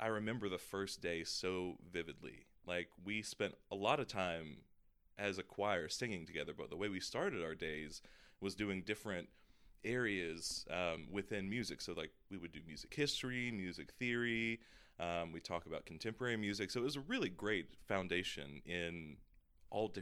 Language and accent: English; Georgia, United States; moved away; I grew up in the South in Georgia